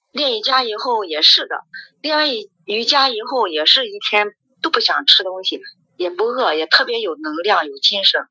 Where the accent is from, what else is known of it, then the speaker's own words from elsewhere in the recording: Xuzhou, Jiangsu, China; now in Nanjing, China; 我是徐州人，但是孩子在，在南京上大学